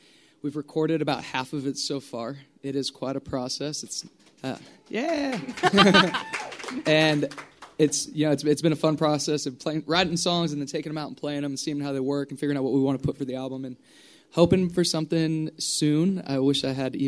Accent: Yuba City, California, United States; moved away; every time I get to come home

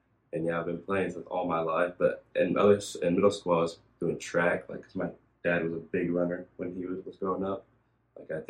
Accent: Denver, North Carolina, United States; I grew up in Denver, North Carolina

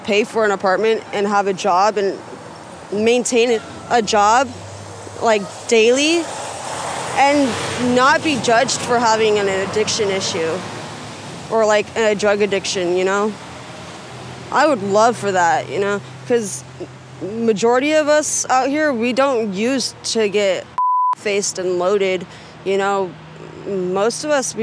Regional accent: Gresham, Oregon, United States; I grew up in Deep Gresham. I went to Hall Elementary.

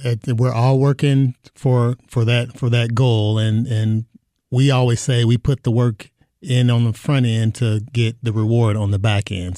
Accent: Kentucky, United States; moved away as an adult; now in Phoenix, United States; I'm from Kentucky

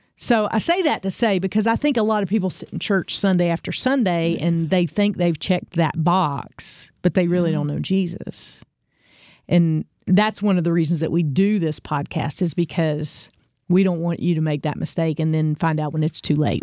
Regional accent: the Bible Belt, United States; we grew up in the Bible Belt, especially if you're, you're from here.

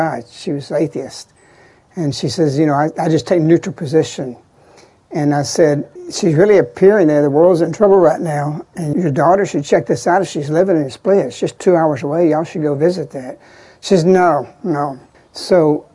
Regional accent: Birmingham, Alabama, United States; I'm from Birmingham

